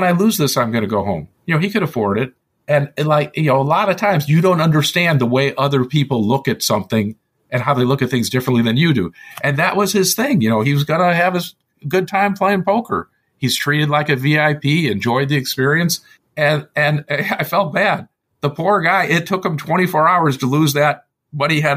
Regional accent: Illinois, United States; moved away; also born or lived in Palo Alto; since I was from Illinois originally, we only had home games, not casinos

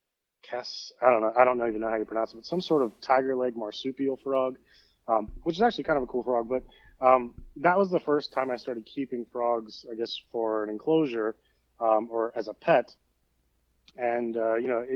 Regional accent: Northeast Ohio, United States; growing up in Northeast Ohio

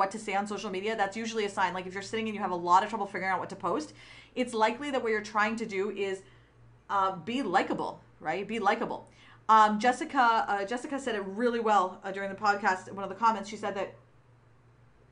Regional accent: Pakistan; moved away; from Pakistan, I'm biracial, and I grew up in a dictatorship

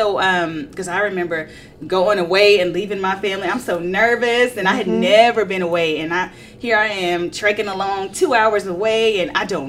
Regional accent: Houston, Texas, United States; moved away; I can remember going back home to Houston. I'm originally from Houston.

